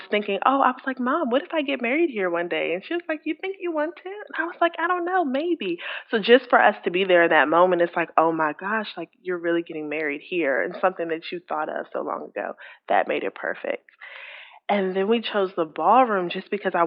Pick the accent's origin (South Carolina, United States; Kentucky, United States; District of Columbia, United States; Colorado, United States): District of Columbia, United States; Washington; our hometown, which we're from Washington, D.C.